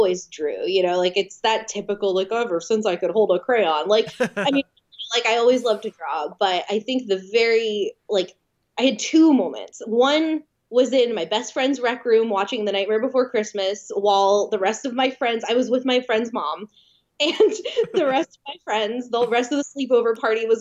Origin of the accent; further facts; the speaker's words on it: New Jersey, United States; moved away; also born or lived in California; I'm from New Jersey.